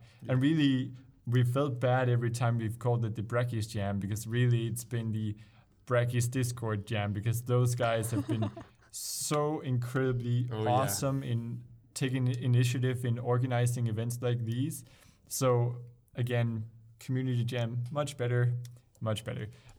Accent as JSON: {"language": "English", "country": "Denmark", "said": "we're from Denmark, Danish"}